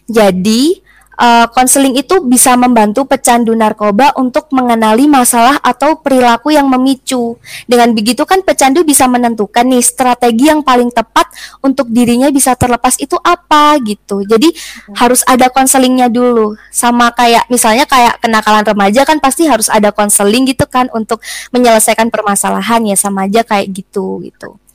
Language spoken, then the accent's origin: Indonesian; Malang, East Java, Indonesia; Cuman aku lebih taunya tuh dari itu sih dari berita-berita yang memang ada di kota aku gitu. Apalagi di kota Malang.